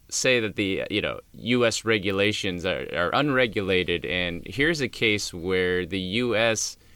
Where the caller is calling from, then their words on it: Australia; I'm from Australia.